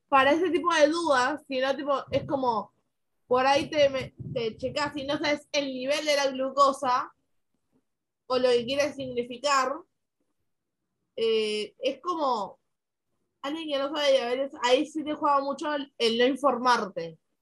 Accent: Argentina; acá en mi país

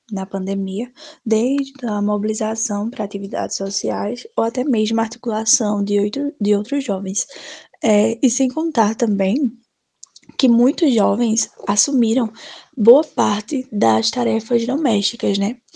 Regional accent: Triunfo, Pernambuco, Brazil; sou de Triunfo aqui no Sertão do Pajeú.

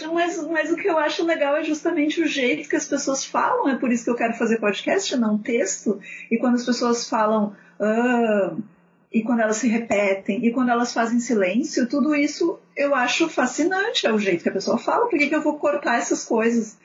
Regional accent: Porto Alegre, Rio Grande do Sul, Brazil; eu sou de Porto Alegre, não sei se vocês vão reparar isso pelo meu sotaque

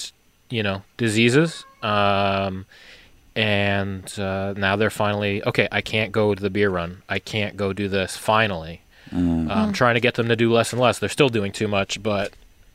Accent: New York, United States; now in Seattle area, United States; being in New York, growing up in New York

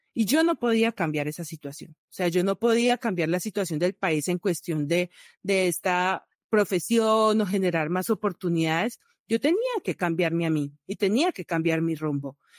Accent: Valle del Cauca, Colombia; moved away; also born or lived in Bucaramanga, Colombia; yo soy valle vallecaucana

